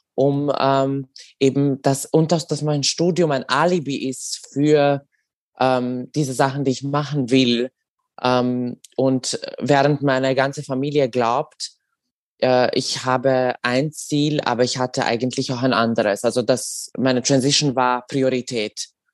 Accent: Serbia; now in Austria; ich bin äh, in Serbien geboren und aufgewachsen.

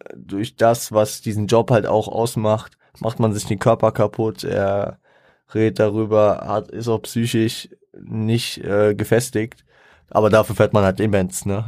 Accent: Frankfurt, Hesse, Germany; da ich stolzer Frankfurter bin. Ich bin, ich bin auch froh hier, ich, ich liebe Frankfurt

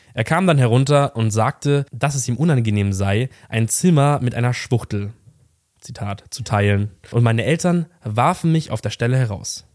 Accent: near Munich, Bavaria, Germany; ich komme auch aus der Nähe von München

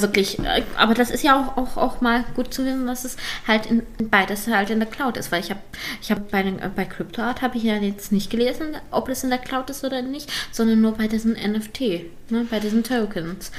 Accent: Lower Saxony, Germany; wir kommen beide aus Niedersachsen

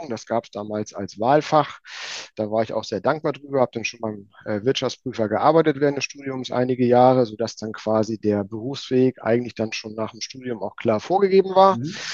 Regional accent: Schleswig-Holstein, Germany; ich komme ja nicht direkt aus Hamburg, ich komme ja vom Dorf, so 25 Kilometer nordwestlich von Hamburg.

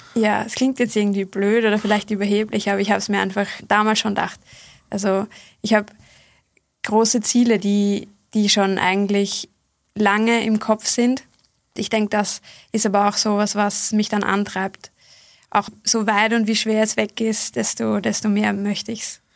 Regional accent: Bad Fischau-Brunn, Lower Austria, Austria; Ich habe mit sieben oder acht Jahren begonnen in meiner Heimatgemeinde Bad Fischerbrunn

